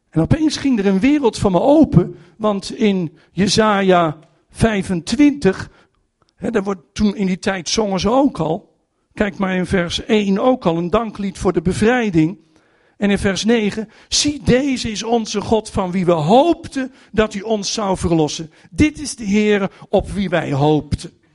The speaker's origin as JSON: {"language": "Dutch", "country": "Netherlands", "said": "als Nederlanders"}